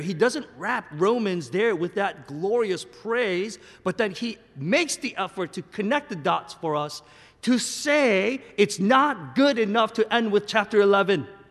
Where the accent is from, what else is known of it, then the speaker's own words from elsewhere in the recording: South Korea; moved away; I'm a Korean American. I was born and raised in Korea, in the Korean church, and I land here